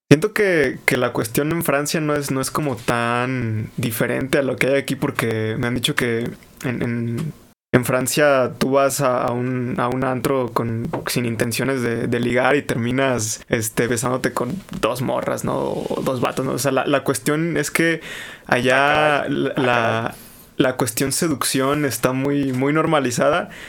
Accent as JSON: {"language": "Spanish", "country": "Mexico", "said": "yo les dije, no, soy de México y la, y la madre"}